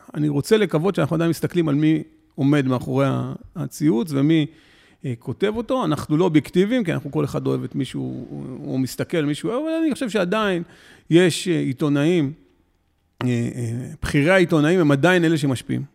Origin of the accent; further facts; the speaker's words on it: Ra'anana, Central District, Israel; גדלתי ברעננה